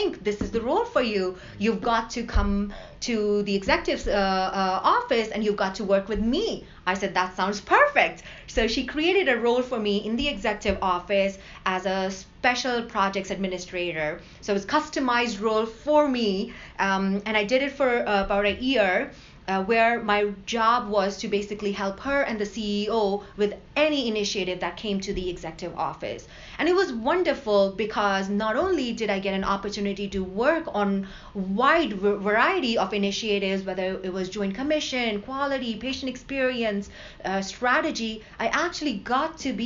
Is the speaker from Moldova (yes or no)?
no; India; now in United States; growing up in India